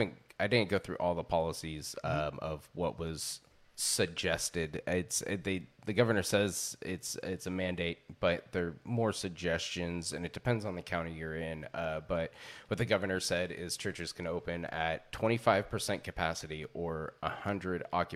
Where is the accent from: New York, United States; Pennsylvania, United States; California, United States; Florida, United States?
California, United States; moved away; I am from the Bay Area originally, but I've been up here most of my life.